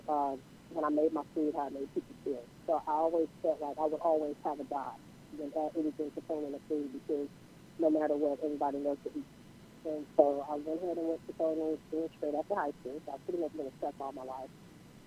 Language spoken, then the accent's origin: English; Houston, Texas, United States; I'm from Houston, Texas.